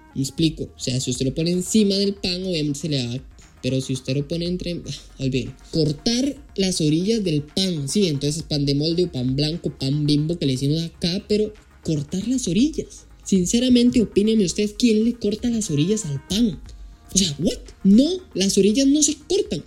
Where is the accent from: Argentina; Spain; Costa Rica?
Costa Rica; Costa Rica, el cual es mi país de origen